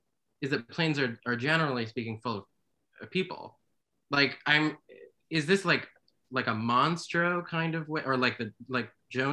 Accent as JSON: {"language": "English", "region": "North Carolina", "country": "United States", "said": "I'm from North Carolina"}